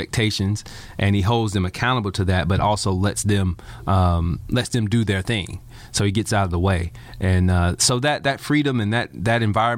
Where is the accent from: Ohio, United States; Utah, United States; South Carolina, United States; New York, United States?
South Carolina, United States; Anderson; growing up in Anderson